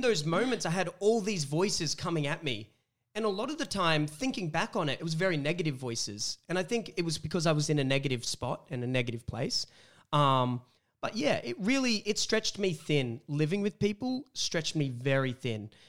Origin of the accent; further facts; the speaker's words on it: Wollongong, New South Wales, Australia; I'm from Wollongong, um, and coming up from Wollongong all the way to coming Sydney